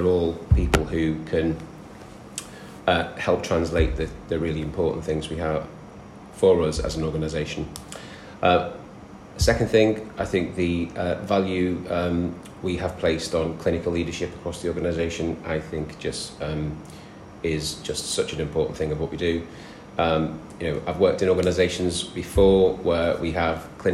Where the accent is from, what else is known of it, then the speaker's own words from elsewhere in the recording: the north of England, United Kingdom; accent: northern; moved away as an adult; also born or lived in London; You'll probably tell from my accent which bit of the world I come from. And I'm a northern lad.